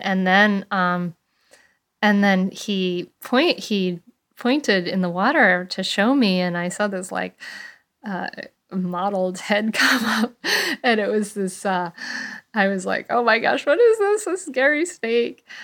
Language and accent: English; Bristol, Rhode Island, United States; I grew up with in Bristol, Rhode Island